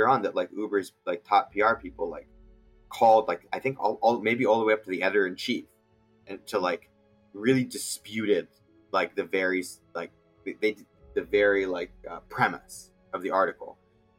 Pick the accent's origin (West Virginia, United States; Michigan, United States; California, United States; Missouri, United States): California, United States; outside Silicon Valley, Northern; also born or lived in Egypt; I'm from Northern California. I grew up outside of Silicon Valley